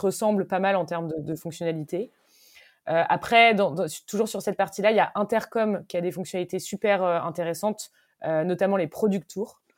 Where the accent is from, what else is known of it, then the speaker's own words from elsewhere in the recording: Brittany, France; je suis bretonne